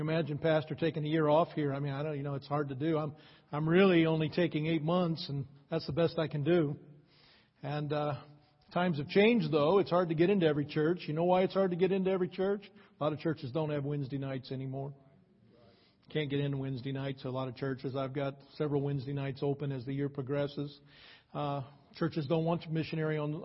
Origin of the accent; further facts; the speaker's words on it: Akron, Ohio, United States; moved away as an adult; also born or lived in California; I grew up in Akron.